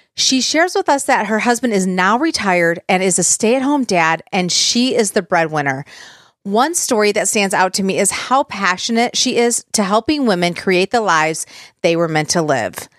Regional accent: Michigan, United States; I grew up in Michigan, so we could drive to Sandusky

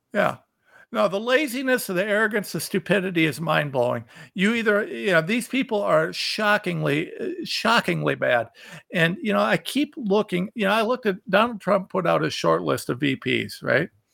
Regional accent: Ohio, United States; I am a nobody from Ohio

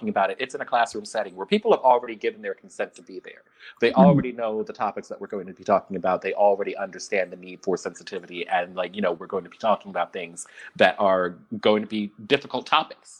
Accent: Philadelphia, Pennsylvania, United States; Philadelphia, my hometown

